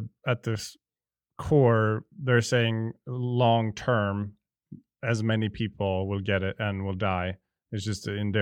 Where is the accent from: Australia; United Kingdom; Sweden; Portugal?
Sweden; I'm from Sweden